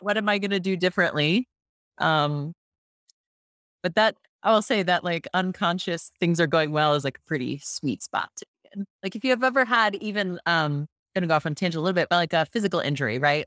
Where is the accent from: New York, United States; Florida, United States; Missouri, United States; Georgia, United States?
Florida, United States; Tampa; I'm from Florida, originally from the Tampa Bay area